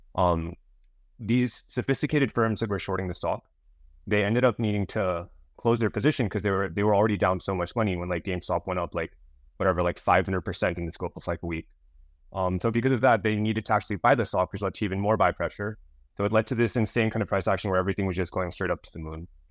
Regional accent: Bay Area, California, United States; I grew up in the Bay Area, so close to San Francisco

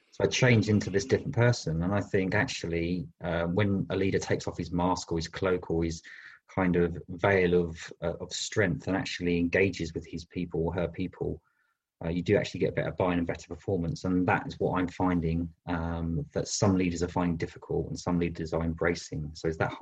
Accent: London, United Kingdom; moved away as an adult; now in Bristol, United Kingdom; I was born in London, but I moved to Bristol 20 years ago

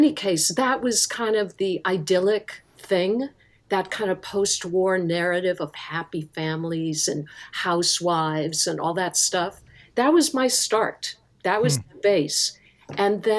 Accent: outside of Cleveland, Ohio, United States; I grew up in Ohio, outside of Cleveland, out in the countryside

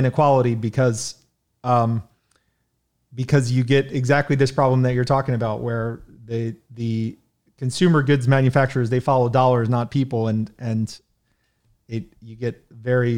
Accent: United States; as an American

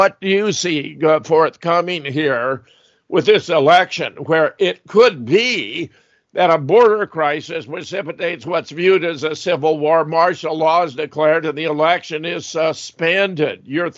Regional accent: Southern California, United States; Having been born and raised in Southern California

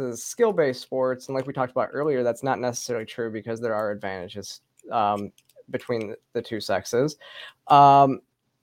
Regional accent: Flint, Michigan, United States; moved away; also born or lived in Georgia; I grew up in Michigan too

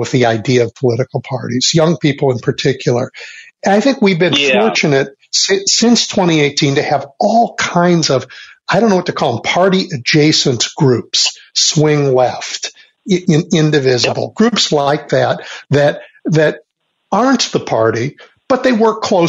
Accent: Chicago, Illinois, United States; I'm a Chicagoan

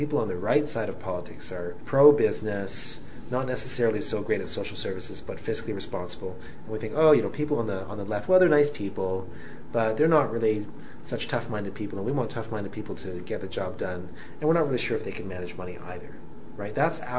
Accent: Canada; both as a Canadian and as a practicing physician

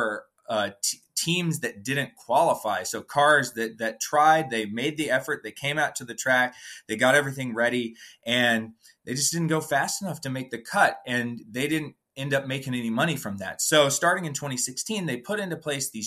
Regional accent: Atlanta, Georgia, United States; I'm from Atlanta and grew up watching the races and following the sport as a child

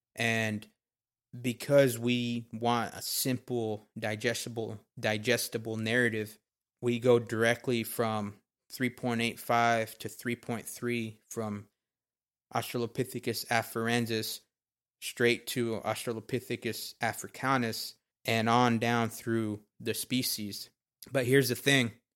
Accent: Texas, United States; I was born and raised in Texas.

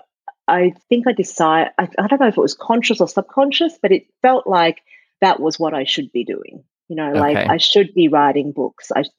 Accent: Sydney, New South Wales, Australia; moved away as an adult; now in New York, United States; I grew up in Sydney, and I'd never really seen snow before

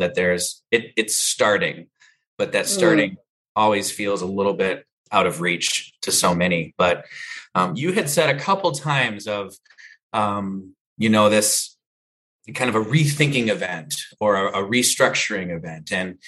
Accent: Minnesota, United States; at least locally here in Minnesota, I'm from Minnesota.

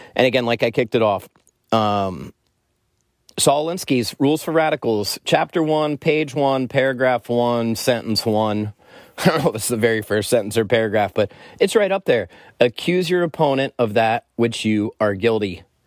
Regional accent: United States; as an American

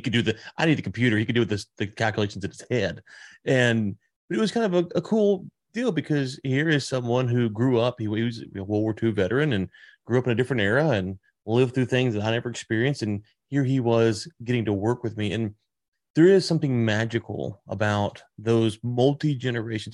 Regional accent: Louisiana, United States; also born or lived in Texas; now in Fort Worth area, Texas, United States; I'm from Louisiana, I'm in Texas now

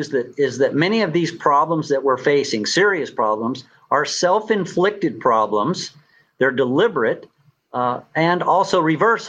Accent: New Mexico, United States; moved away; I'm from New Mexico originally

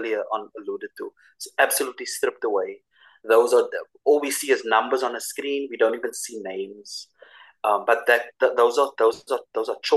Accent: Cape Town, Western Cape, South Africa; for us as South African people, for us as South African Christians

